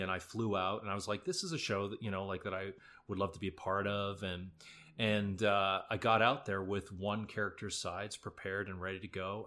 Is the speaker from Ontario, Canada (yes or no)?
no; Alberta, Canada; moved away; also born or lived in Drumheller; I grew up in Alberta